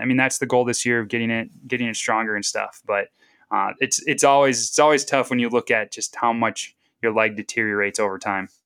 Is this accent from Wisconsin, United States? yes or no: yes; Northeast Wisconsin, United States; moved away as an adult; also born or lived in Duluth, Minnesota; now in the Dakotas, United States; growing up in Northeast Wisconsin